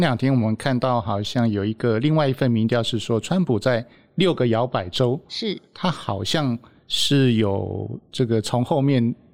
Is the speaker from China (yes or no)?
no; Taiwan; 我们台湾人的看法